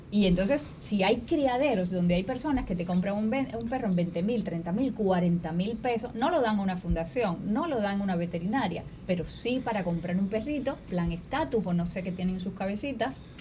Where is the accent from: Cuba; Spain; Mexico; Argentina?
Cuba; Y ahí nacimos nosotros en Cuba